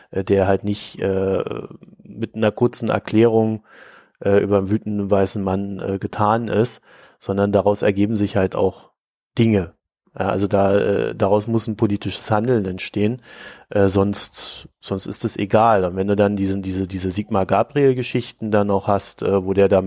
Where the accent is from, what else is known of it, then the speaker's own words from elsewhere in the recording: East Germany, Germany; born there; Ja, und ich, weißt du, ich bin in der DDR geboren.